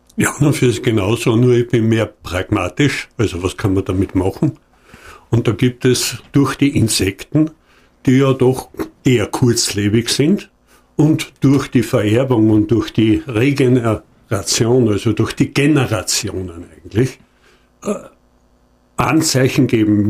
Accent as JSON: {"language": "German", "town": "Hohentauern", "region": "Styria", "country": "Austria", "said": "ich komme aus Hohndauern und in Hohndauern wird am Ende der steirischen Semesterferien immer eine Börse gemacht"}